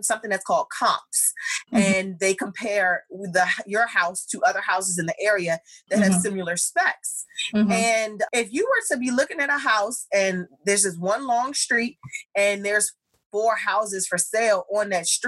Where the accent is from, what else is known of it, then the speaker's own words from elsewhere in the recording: United States; I grew up here in America